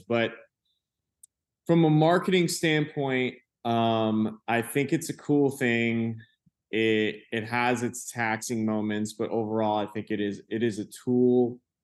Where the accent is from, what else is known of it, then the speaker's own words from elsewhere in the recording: Venice, Florida, United States; I'm from South Florida. And if that mean, in, uh, when I mean that, but West Coast of Florida, like Venice, like, very small beach town